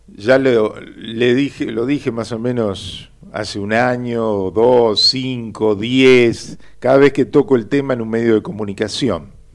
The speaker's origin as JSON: {"language": "Spanish", "region": "Buenos Aires", "country": "Argentina", "tie": "born or raised there", "said": "yo nací en Flores, con un barrio partido por las vías del tren que me hizo perder horas de vida inútiles cuando iba a visitar a mis tíos y primos en la paternal, o cuando iba a catequesis a Villa Urquiza"}